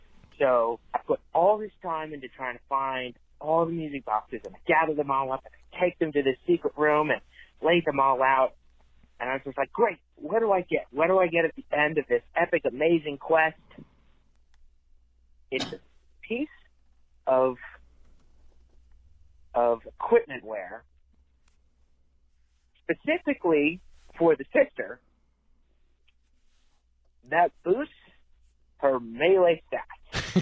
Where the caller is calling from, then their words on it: Tennessee, United States; calling from Tennessee.